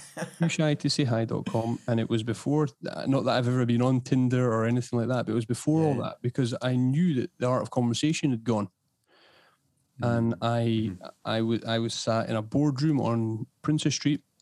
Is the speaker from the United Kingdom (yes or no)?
yes; Edinburgh, Scotland, United Kingdom; also born or lived in East Lothian; born and bred in Edinburgh. I'm now based on the uh, in East Lothian